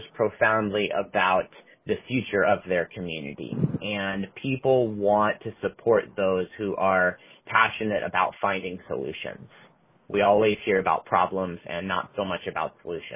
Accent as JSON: {"language": "English", "town": "Portland", "region": "Oregon", "country": "United States", "tie": "born or raised there", "said": "I was born and raised in Oregon. Portland is my hometown"}